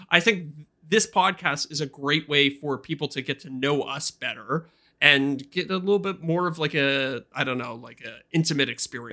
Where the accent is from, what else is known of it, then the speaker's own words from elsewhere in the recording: Canada; I'm a Canadian